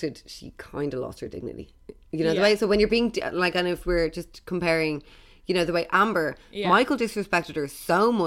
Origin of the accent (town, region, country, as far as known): Dublin, Leinster, Ireland